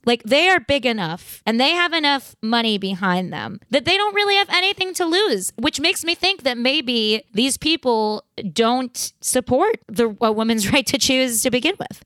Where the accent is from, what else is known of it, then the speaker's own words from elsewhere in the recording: New York, United States; I grew up in New York and I went to a fairly politically liberal school